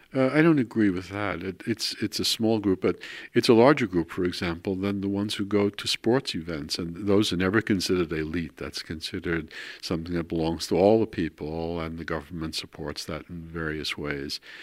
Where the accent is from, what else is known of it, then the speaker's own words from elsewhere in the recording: New York City, New York, United States; moved away as an adult; also born or lived in Queens, New York / Baltimore / Netherlands; now in Maarssen, Netherlands; I was born in New York. I was raised in Brooklyn and in Queens.